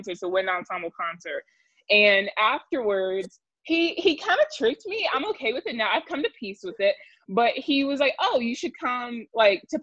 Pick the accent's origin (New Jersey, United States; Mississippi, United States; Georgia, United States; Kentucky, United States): Georgia, United States; Augusta; moved away as an adult; now in Albuquerque, United States; I am originally from Augusta, Georgia, where I attended Davidson Fine Arts Magnet High School there